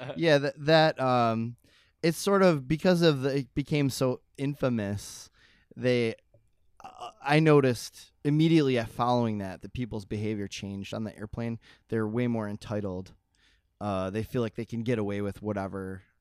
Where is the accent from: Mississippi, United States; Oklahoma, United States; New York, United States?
New York, United States; Buffalo; I'm from Buffalo